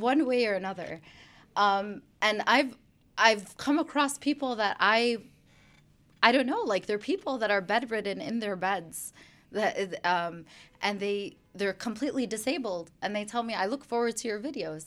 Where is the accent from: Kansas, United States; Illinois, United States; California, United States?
Illinois, United States; Chicago; also born or lived in Brooklyn, New York; now in West Virginia, United States; I was born in Brooklyn, New York, and then I grew up in Chicago, Illinois